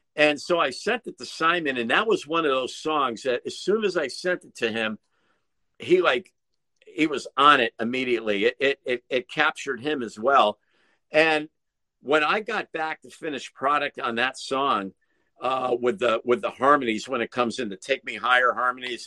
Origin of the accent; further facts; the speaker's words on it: Connecticut, United States; I'm from Connecticut